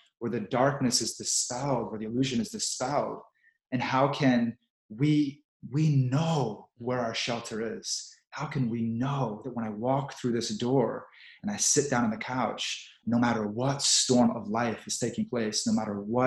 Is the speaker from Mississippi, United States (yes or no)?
no; Texas, United States; moved away; also born or lived in New York; I grew up in Texas